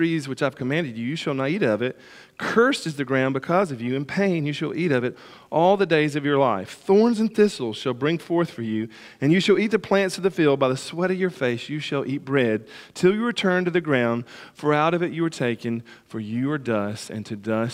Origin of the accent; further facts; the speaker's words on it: United States; growing up on the Tennessee River